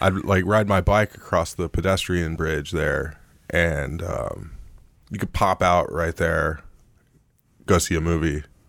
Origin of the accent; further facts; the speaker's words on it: United States; as an American